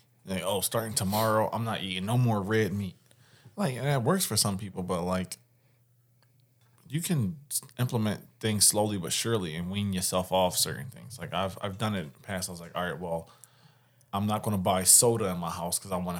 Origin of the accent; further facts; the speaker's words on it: Philadelphia, Pennsylvania, United States; I'm from West Philly. They shut my spot.